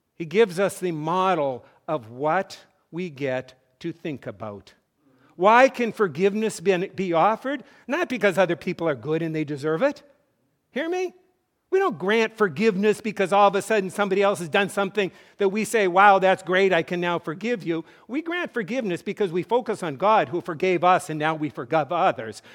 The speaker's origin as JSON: {"language": "English", "region": "North Dakota", "country": "United States", "tie": "born or raised there", "said": "I grew up in North Dakota"}